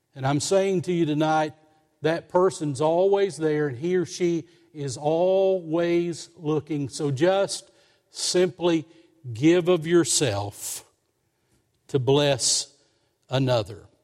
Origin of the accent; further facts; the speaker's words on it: Somerset, Kentucky, United States; moved away; also born or lived in Lexington, Kentucky; we moved from Lexington down to Somerset, that was sweet to me. I was going back to, to our family hometown.